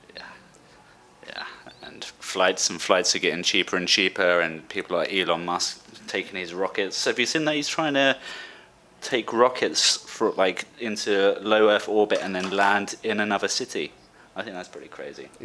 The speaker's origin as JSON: {"language": "English", "town": "Brighton", "region": "South East England", "country": "United Kingdom", "moved": "as an adult", "lives_now": "Valencia, Spain", "said": "I'm 24 from Brighton in England and now living in Valencia, Spain"}